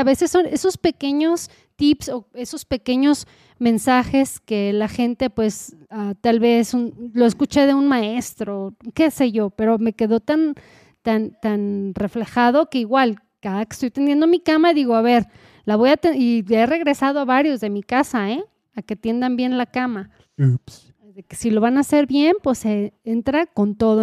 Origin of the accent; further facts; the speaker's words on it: Mexico; como buena mexicana